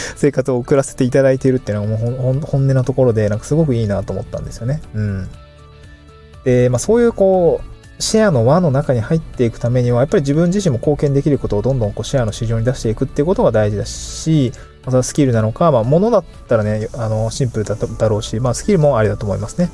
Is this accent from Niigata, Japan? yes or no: yes; Niigata, Japan; moved away; 新潟出身